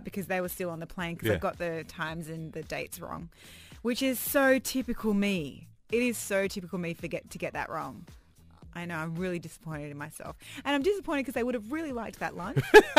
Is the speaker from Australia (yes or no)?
yes; Australia; now in Dubai, United Arab Emirates; They lived two doors away from me when we were growing up in Australia